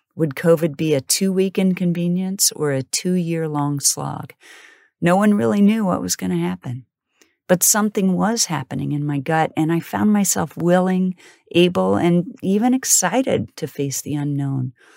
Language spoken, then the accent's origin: English; Wellsville, Kansas, United States; I was born in Kansas City and raised in a small farm town called Wellsville